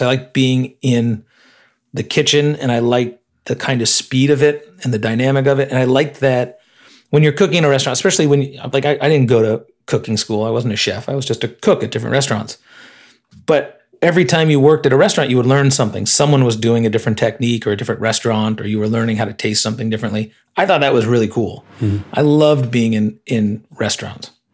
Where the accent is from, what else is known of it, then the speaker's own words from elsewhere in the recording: Illinois, United States; moved away as an adult; I grew up in Illinois